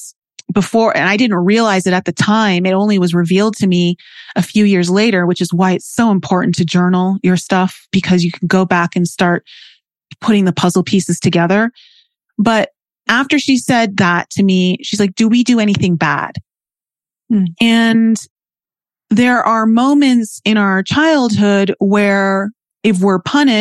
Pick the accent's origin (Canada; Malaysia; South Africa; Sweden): Canada; Toronto, Ontario; growing up in Toronto, Canada, it's a big city.